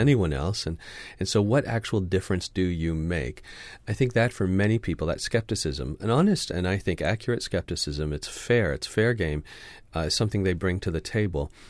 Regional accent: Canada; my passport says I'm Canadian

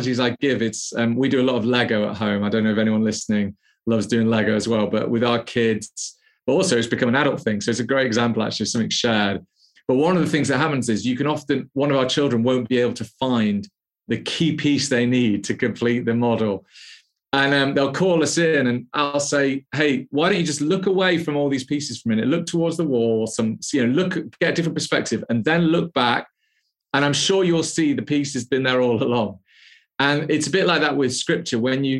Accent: the Wirral, North West England, United Kingdom; moved away as an adult; also born or lived in London; now in Birmingham, United Kingdom; I grew up in the Wirral

